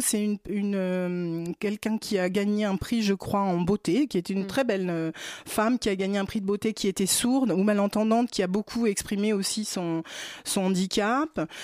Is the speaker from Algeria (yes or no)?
no; Brittany, France; Je suis bretonne